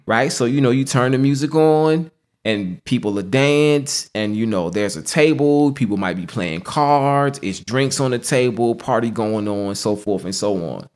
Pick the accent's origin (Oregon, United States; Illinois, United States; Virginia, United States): Virginia, United States; Norfolk; I was born and raised in Norfolk, Virginia